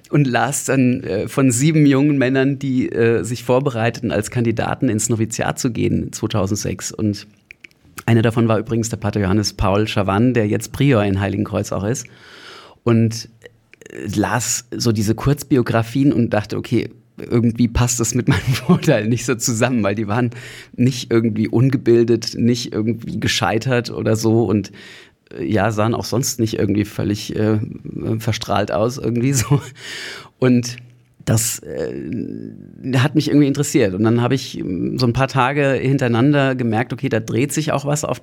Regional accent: Hesse, Germany; also born or lived in Berlin; Ich bin selber Deutscher aus der Nähe von Frankfurt am Main und äh, habe nach dem Abitur Betriebswirtschaft studiert

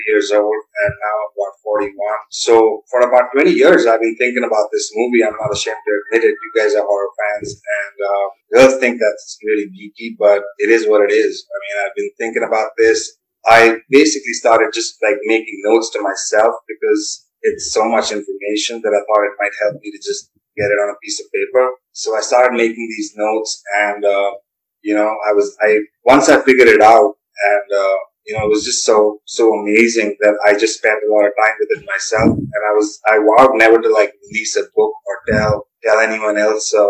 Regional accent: New Delhi, Delhi, India; also born or lived in Virginia; I'm just basically born and raised in New Delhi

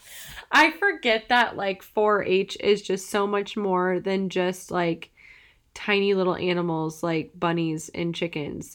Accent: Madison, Wisconsin, United States; moved away; I'm originally from Wisconsin.

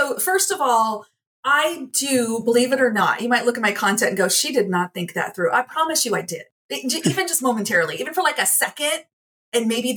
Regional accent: Midwest, United States; I grew up in the Midwest among some of these rough and tumble people

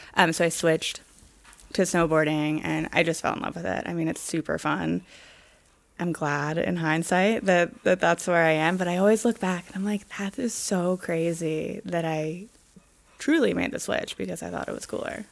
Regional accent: Pittsburgh, Pennsylvania, United States; also born or lived in Vermont; now in Los Angeles, United States; I grew up in Pittsburgh and I grew up skiing

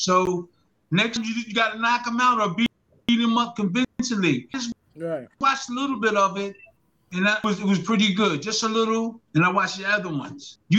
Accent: Philadelphia, Pennsylvania, United States; I'm from South Philly, too.

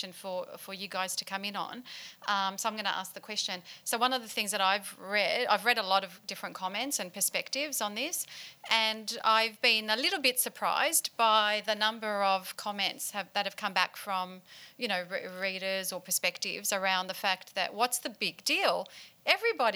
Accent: Australia; are we all affronted as an Australian culture

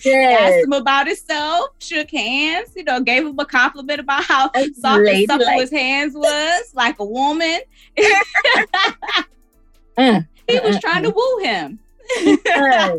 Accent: Buffalo, New York, United States; I'm from Buffalo, New York

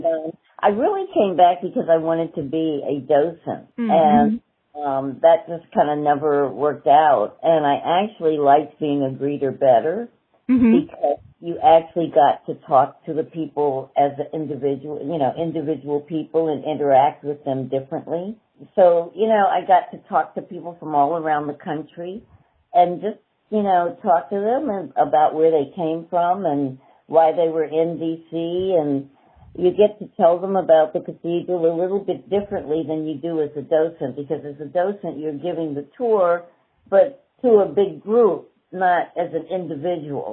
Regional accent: Washington, District of Columbia, United States; also born or lived in New York; I'm a native of Washington, D.C. Mm-hmm. I'm one of the few people that was actually born in D.C.

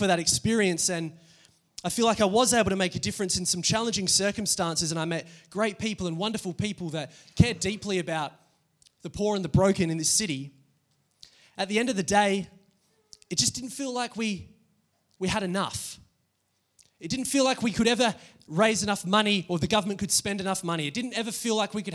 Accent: Adelaide, South Australia, Australia; I grew up here in Adelaide

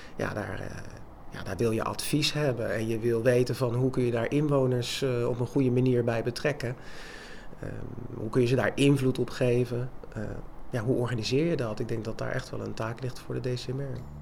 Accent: Rotterdam, South Holland, Netherlands; now in Lansingerland, Netherlands; Oorspronkelijk kom ik uit Rotterdam

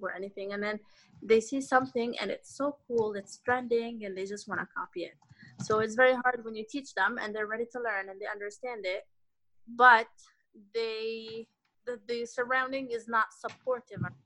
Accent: Canada; i grew up in canada

